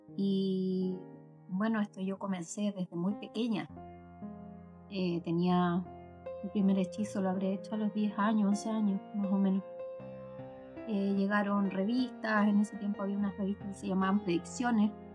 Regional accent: Ovalle, Coquimbo, Chile; Yo soy de Ovalle de la Cuarta Región

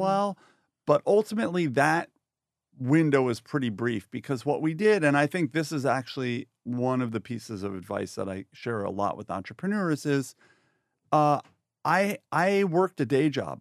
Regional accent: Woodstock, New York, United States; I grew up in New York, yeah, so, um, in a famous town called Woodstock

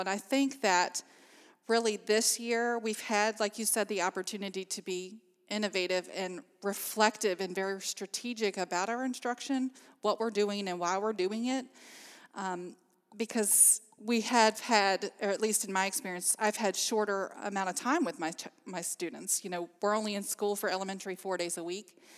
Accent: Amherst County, Virginia, United States; I'm actually from Amherst County, so I've lived here all my life

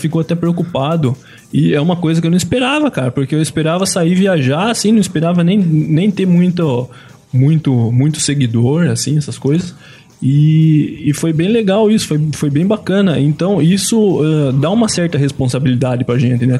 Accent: Brasília, Federal District, Brazil; eu sou de Brasília

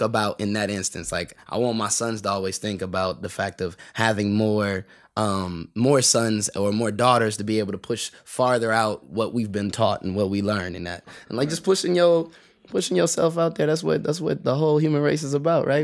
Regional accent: San Bernardino, California, United States; I grew up in San Bernardino uh, most of my like young life

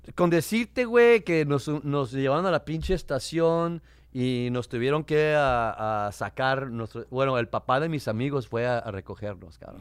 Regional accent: Tijuana, Baja California, Mexico; now in United States; yo nací, me crié en Tijuana, a cinco cuadras de la frontera

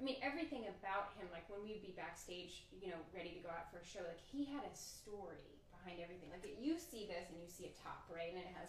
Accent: the South, United States; I'm a jeans and a t-shirt girl. I'm from the South

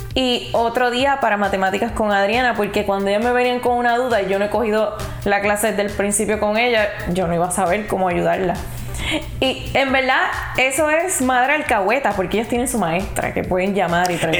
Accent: Puerto Rico; yo no estoy en Puerto Rico, no estoy en mi país

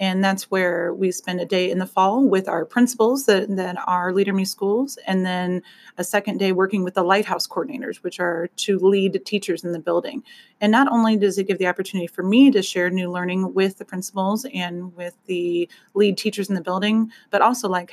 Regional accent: Quincy, Illinois, United States; I'm from Quincy, Illinois

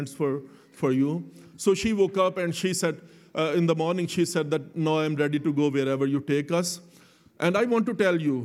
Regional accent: Lahore, Punjab, Pakistan; Both me and Selena, we were born and brought up in Pakistan, in Lahore

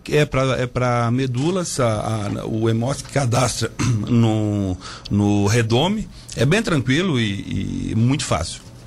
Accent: Brazil; Boa Vista, que é a minha terra

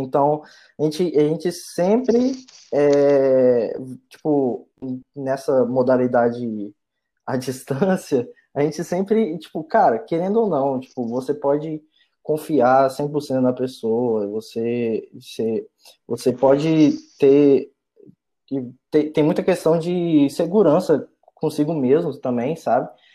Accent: Linhares, Espírito Santo, Brazil; moved away as an adult; also born or lived in Vitória, Brazil; eu sou do interior do estado, né? Eu sou de Linhares, é, interior do Espírito Santo

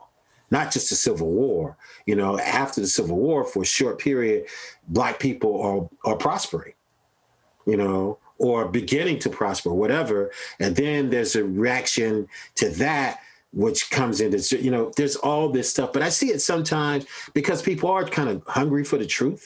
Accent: South Carolina, United States; I'm a son of the South. You know, I have no problems telling anybody I'm from South Carolina.

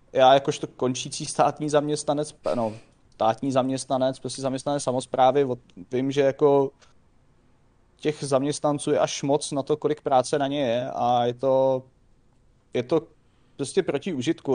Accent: Czechia; jako Češi

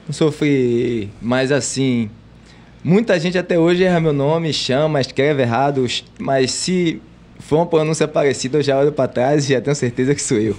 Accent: Salvador, Bahia, Brazil; Eu sou nascido e criado no Gevelho de Brotas

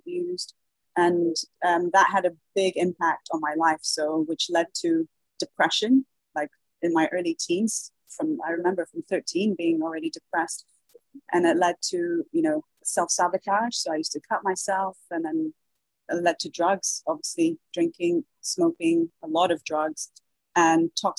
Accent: Dubai, United Arab Emirates; also born or lived in Brazil; Well, I was born in Brazil. My mother's Brazilian, my father's British, English, but I was raised in the Middle East. I was raised in Dubai.

